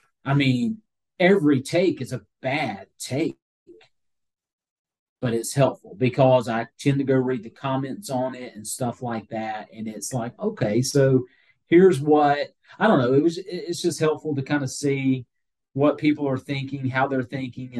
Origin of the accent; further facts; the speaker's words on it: Georgia, United States; I grew up in Georgia